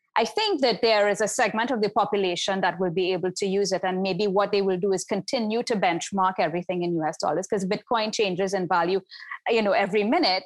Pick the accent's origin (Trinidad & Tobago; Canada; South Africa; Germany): Trinidad & Tobago; now in Barbados; my home country in Trinidad and Tobago